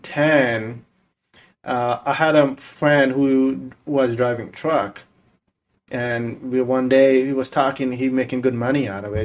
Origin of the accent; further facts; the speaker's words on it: India; English is a second language; now in Sacramento, United States; I'm from Sacramento, and I went to school here and a little college, some college, you can say that.